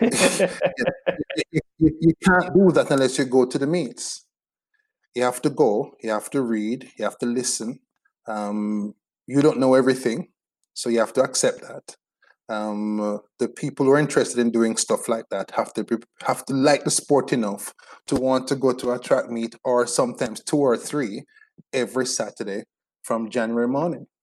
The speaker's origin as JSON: {"language": "English", "town": "Spanish Town", "region": "Saint Catherine", "country": "Jamaica", "said": "I'm from Spanish Town"}